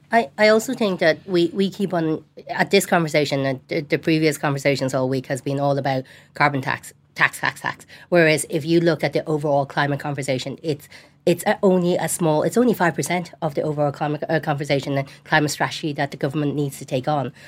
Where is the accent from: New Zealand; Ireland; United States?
Ireland; Tallaght, Leinster; I grew up in Tala, Tana